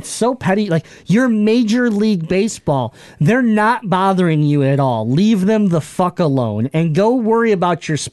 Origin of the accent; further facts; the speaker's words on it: Michigan, United States; we're from Michigan.